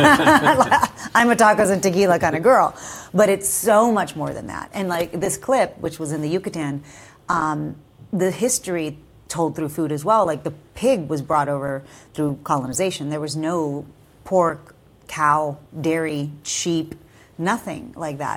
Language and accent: English; Texas, United States; growing up in Texas, you know, my family was under five different flags without ever moving